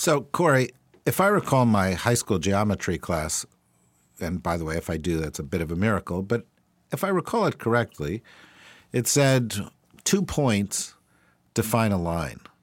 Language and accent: English; New Jersey, United States; I'm from New Jersey